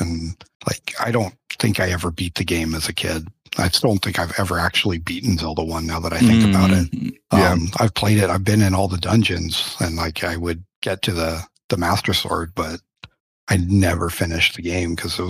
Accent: England, United Kingdom; He's Chinese. I'm English.

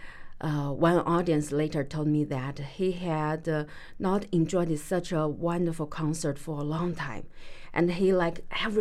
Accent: China; now in Pittsburgh, United States; I come from China, and I'm a musician

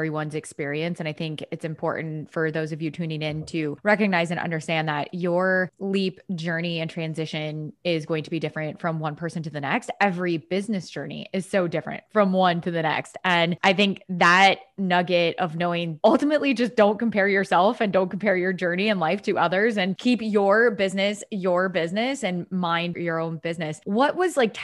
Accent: Dubuque, Iowa, United States; I'm also from Iowa. I'm from Dubuque

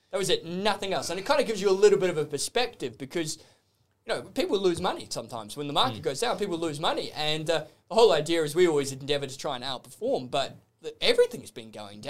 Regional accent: Australia; I'll count myself as an Australian

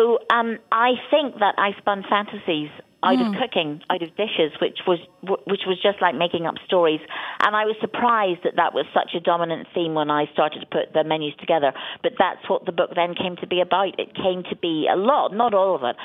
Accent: Ireland; I grew up in Ireland and we never traveled anywhere. I didn't leave Ireland until I was 16.

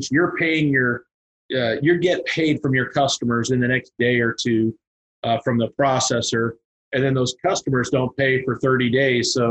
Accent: Teaneck, New Jersey, United States; born there; moved away; also born or lived in Kansas; so uh, I'm from the. I was born in Teaneck, New Jersey. Moved to Kansas in 1973, uh, and uh

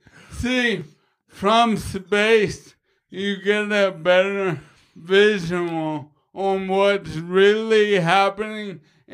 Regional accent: Queens, New York, United States; Yo, I'm from Queens. I'm a bad motherfucker from Queens.

